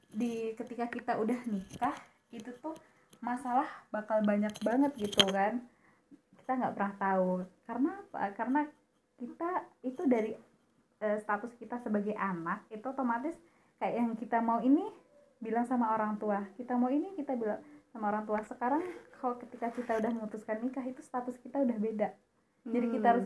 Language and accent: Indonesian; Jambi, Indonesia; Aku dari Jambi Aku ketemu Mega itu di Pare